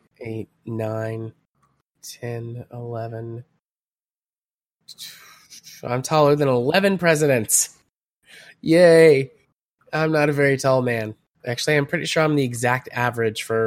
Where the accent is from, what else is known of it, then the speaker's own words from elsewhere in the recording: Polk County, Tennessee, United States; I grew up in Polk County, Tennessee